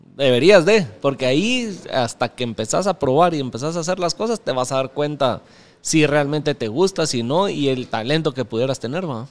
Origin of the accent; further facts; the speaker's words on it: Mixco, Guatemala Department, Guatemala; me crecí en zona 8, ahí en San Cristóbal.